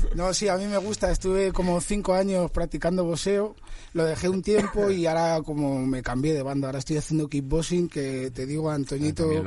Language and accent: Spanish; Madrid, Community of Madrid, Spain; yo soy de Vallecas